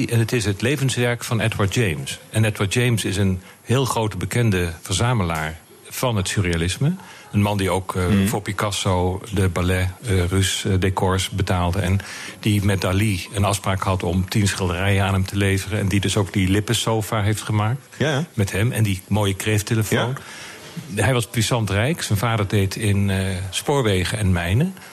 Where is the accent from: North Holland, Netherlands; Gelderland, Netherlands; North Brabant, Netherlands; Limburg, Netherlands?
Limburg, Netherlands; also born or lived in Amsterdam / Utrecht; now in Rotterdam, Netherlands; …, je bent geen Rotterdammer. Ik ben Limburger. Ja. En ik heb veel door het hele land gereisd. Mijn vader die, die was op een gegeven moment klaar in Limburg, omdat de mijnen dicht Dus we hebben in Amsterdam gewoond, Utrecht heb ik gestudeerd.